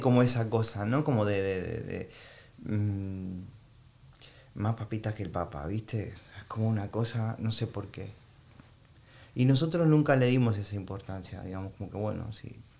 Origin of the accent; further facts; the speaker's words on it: Argentina; moved away as an adult; now in Madrid, Spain; yo soy argentino